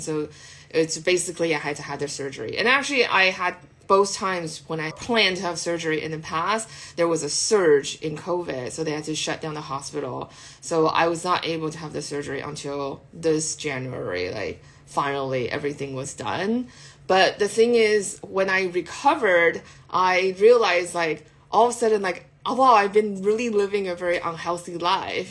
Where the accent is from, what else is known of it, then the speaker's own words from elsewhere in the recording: California, United States; I'm Californian